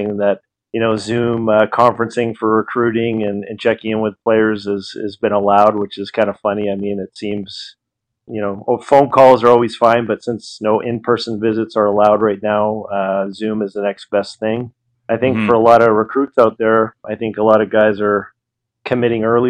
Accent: Victoria, British Columbia, Canada; moved away; also born or lived in Peterborough, Ontario / Toronto; we went from Toronto to Peterborough, where I was born, Victoria

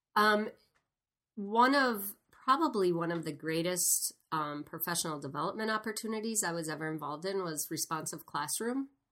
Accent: Sparta, Wisconsin, United States; where I grew up in Sparta, Wisconsin

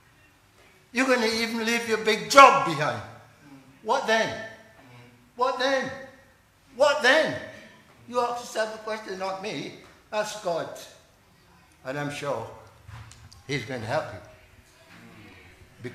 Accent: Barbados; moved away; I'm from Barbados originally

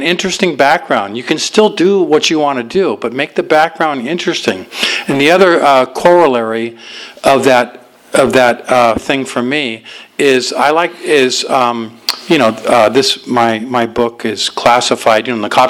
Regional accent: Los Angeles, California, United States; also born or lived in Alhambra, California; I was born in Alhambra, and we lived there for a while, and then we moved out to my folks moved to Van Nuys after

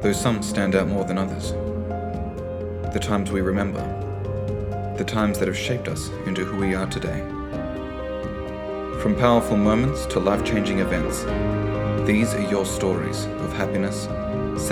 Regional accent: Australia; I was born in Australia

